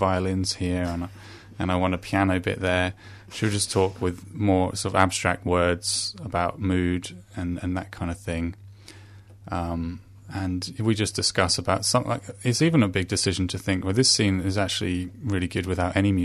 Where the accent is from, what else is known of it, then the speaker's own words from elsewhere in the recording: England, United Kingdom; moved away; I'm from England